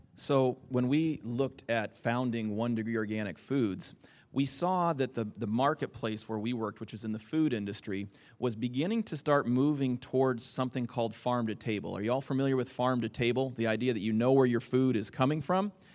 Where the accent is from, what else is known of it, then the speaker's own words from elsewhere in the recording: Lynden, Washington, United States; I hail from Linden, Washington, uh, where my wife and I live.